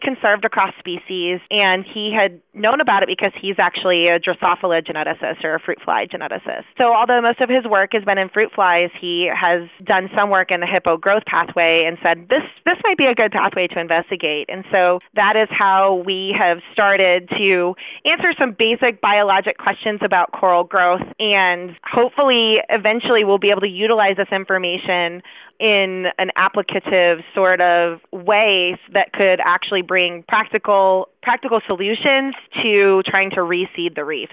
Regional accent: Chicago, Illinois, United States; now in Dallas, United States; despite the fact that I live in Dallas, I am from Chicago

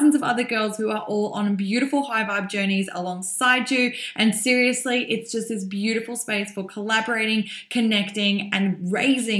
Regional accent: Melbourne, Victoria, Australia; here in Melbourne, my hometown

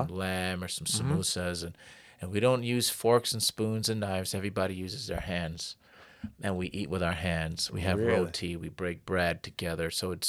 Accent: Connecticut, United States; And but yeah, I grew up in Connecticut, and my father, he taught us how to read. We went to the mosque, and we call it the masjid too.

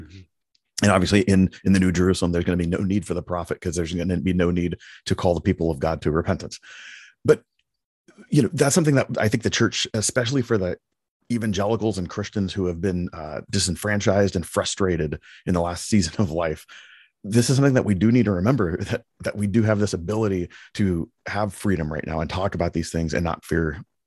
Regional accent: Palo Alto, California, United States; I was born in Palo Alto, California, and, and have lived in America, you know, my whole life

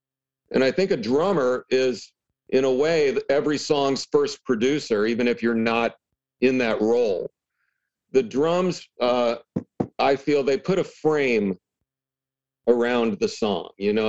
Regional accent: Michigan, United States; born there; I was born in Michigan

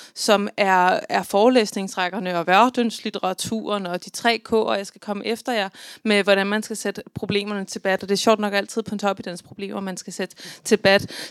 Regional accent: Central Jutland, Central Denmark Region, Denmark; født og opvokset på Midtjylland, som jeg er

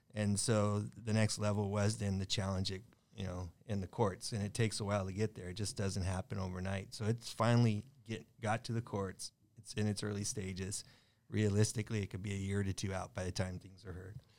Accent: Long Beach, California, United States; I'm Long Beach, I grew up in Long Beach

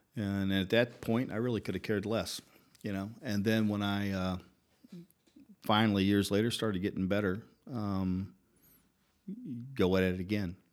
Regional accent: Louisville, Kentucky, United States; moved away as an adult; also born or lived in Atlanta; now in Prague, Czech Republic; I grew up in Kentucky, and that's where my dad's shop was.

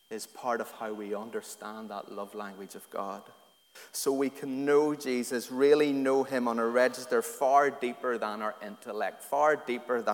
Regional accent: Antrim, Northern Ireland, United Kingdom; I grew up in Antrim in a real loyalist working class community in a little council estate in Antrim

